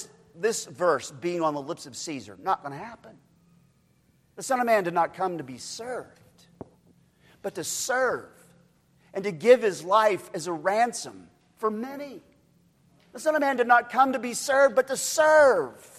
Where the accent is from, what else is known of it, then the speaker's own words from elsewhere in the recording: Oklahoma, United States; moved away; I'm from Oklahoma